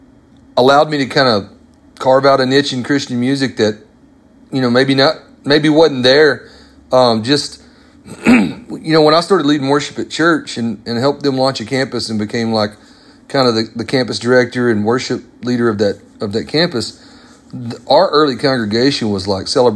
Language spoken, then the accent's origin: English; Arkansas, United States; I grew up in Arkansas, about an hour from where … was born